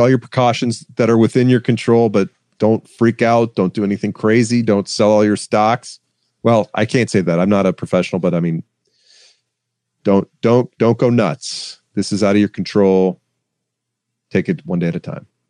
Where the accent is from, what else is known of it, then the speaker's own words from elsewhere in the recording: Atlanta, Georgia, United States; I'm from Atlanta. I live in Atlanta